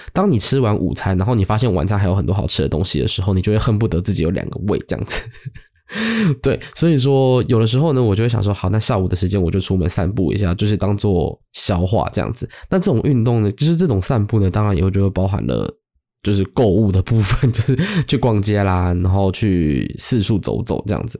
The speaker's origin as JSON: {"language": "Chinese", "area": "Zhonghe, Yonghe, Banqiao", "region": "New Taipei", "country": "Taiwan", "tie": "born or raised there", "said": "回到中永和板桥这个地方"}